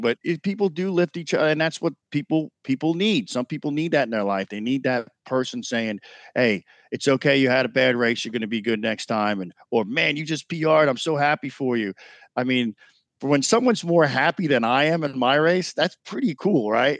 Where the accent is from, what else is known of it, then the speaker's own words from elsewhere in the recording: New York, United States; moved away; New York was special because I grew up in New York